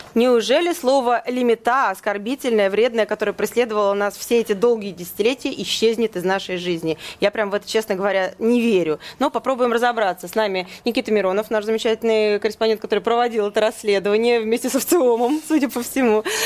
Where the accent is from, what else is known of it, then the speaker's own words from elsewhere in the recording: Moscow, Russia; also born or lived in Kizel; Я родилась вообще на гастролях в Кизеле, а жила в Москве